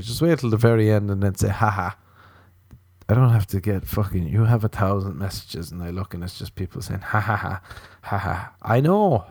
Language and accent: English; Ireland; growing up in Ireland